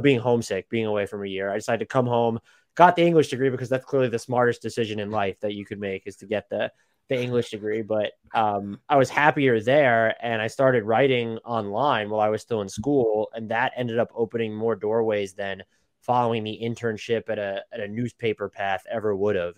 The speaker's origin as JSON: {"language": "English", "area": "Long Island", "region": "New York", "country": "United States", "tie": "born or raised there", "said": "I was born and raised in New York. Uh, Long Island, the suburbs have never lived in the city"}